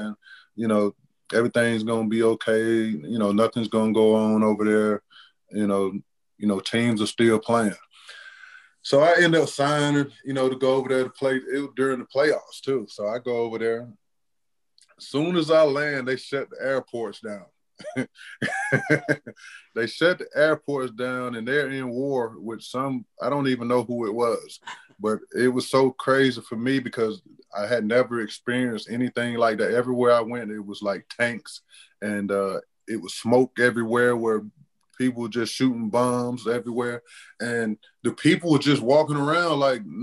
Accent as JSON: {"language": "English", "country": "United States", "said": "I'm American"}